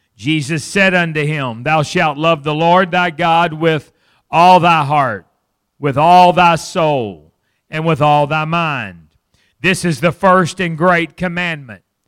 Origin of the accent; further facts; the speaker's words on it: Fort Smith, Arkansas, United States; I grew up in Fort Smith, Arkansas, not, not far from here